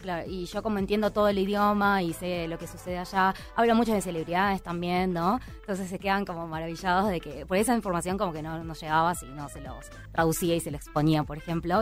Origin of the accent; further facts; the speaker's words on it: Argentina; yo nací en Argentina y me viví, eh, toda mi vida en Argentina